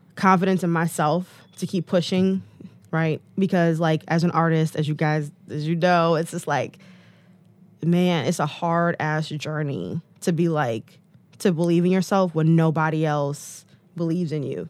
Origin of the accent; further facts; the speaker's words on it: Detroit, Michigan, United States; I'm from Detroit